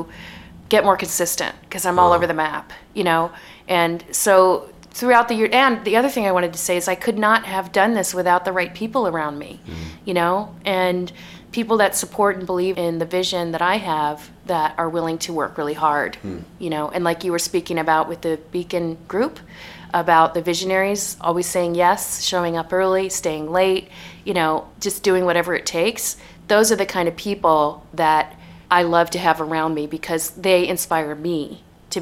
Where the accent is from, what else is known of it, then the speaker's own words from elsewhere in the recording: United States; also born or lived in New York City, United States / Bay Area, United States; I'm American, you know? I'm never going to have a British accent.